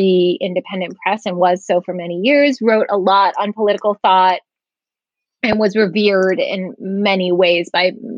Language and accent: English; Massachusetts, United States; also born or lived in Ohio / San Diego / Germany; I was born and raised in Massachusetts.